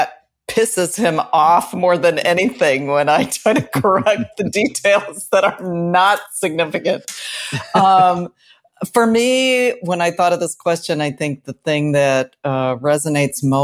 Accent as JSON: {"language": "English", "town": "Chicago", "region": "Illinois", "country": "United States", "said": "from Chicago."}